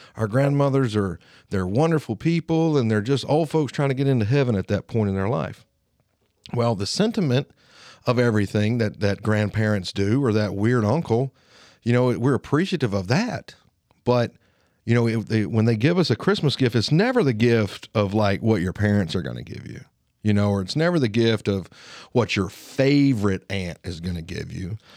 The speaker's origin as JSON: {"language": "English", "area": "Lawrence County", "region": "Alabama", "country": "United States", "accent": "Alabama twang", "said": "I sound like a redneck. I sound like I'm from Lawrence County. I have an Alabama twang."}